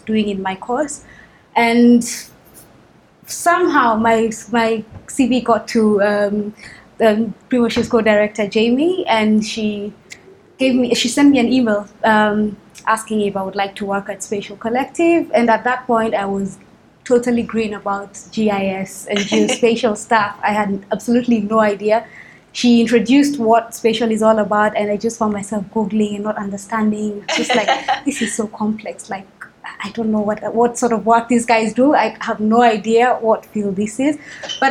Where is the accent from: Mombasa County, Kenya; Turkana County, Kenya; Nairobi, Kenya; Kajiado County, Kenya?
Nairobi, Kenya; also born or lived in Uganda; I was born and bred in Kenya. So most of my childhood has been basically here in Nairobi. And my teenage years were mostly spent in Uganda